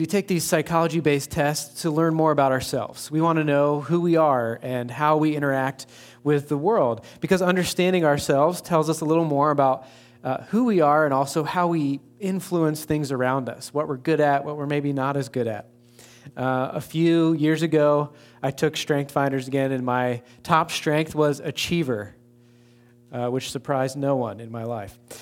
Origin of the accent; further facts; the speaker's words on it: East Coast, United States; also born or lived in Baltimore / Saint Louis; now in West Lafayette, United States; Being from the East Coast originally